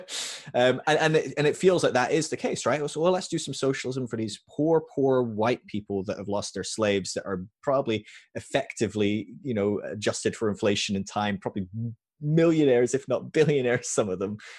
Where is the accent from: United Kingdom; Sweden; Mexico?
United Kingdom; moved away as an adult; also born or lived in California; I was from the U K